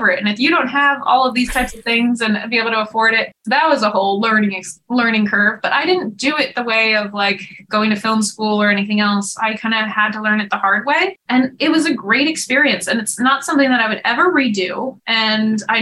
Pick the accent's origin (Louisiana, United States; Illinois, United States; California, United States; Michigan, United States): California, United States; Topanga Canyon; I'm from Topanga Canyon